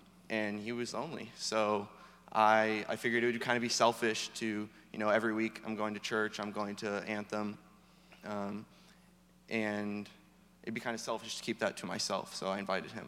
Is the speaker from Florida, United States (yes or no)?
yes; Orlando, Florida, United States; I'm from Orlando, so I know the area decently.